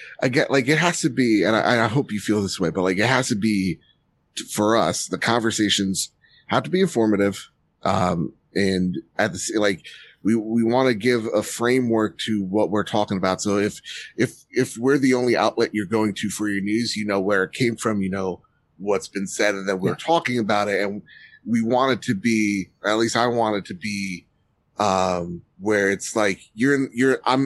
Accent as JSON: {"language": "English", "region": "New Jersey", "country": "United States", "said": "I'm from Jersey, right? Mm-hmm. Parents from Jersey"}